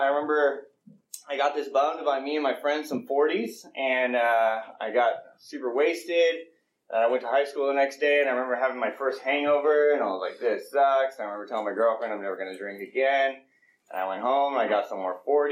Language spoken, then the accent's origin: English; Colorado, United States; moved away; also born or lived in Los Gatos / Pleasanton; I grew up in Colorado